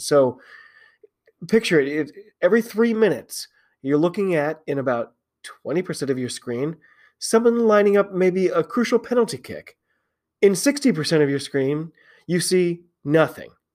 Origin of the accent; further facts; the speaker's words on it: United States; I'm an American